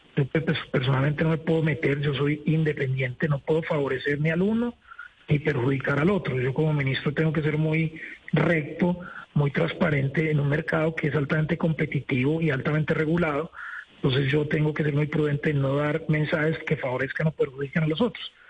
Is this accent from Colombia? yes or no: yes; Colombia; como colombiano